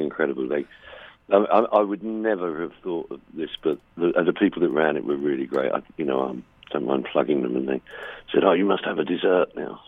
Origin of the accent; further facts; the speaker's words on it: England, United Kingdom; Being English